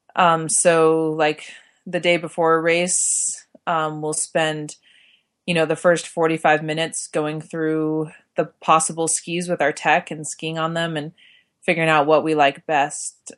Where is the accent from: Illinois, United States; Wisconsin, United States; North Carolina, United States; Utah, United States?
Utah, United States; Park City; I grew up in Park City, Utah